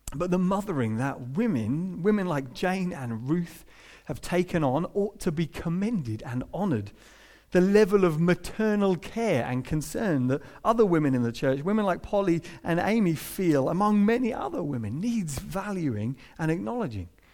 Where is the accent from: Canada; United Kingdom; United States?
United Kingdom; we're British